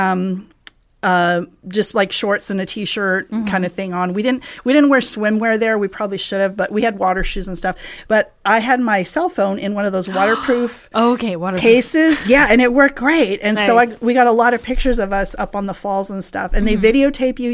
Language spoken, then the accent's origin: English; Southern California, United States; I grew up here in SoCal